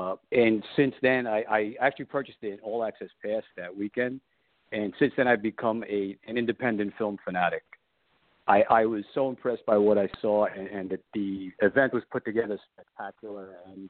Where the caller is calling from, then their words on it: New Jersey, United States; I live in Monmouth County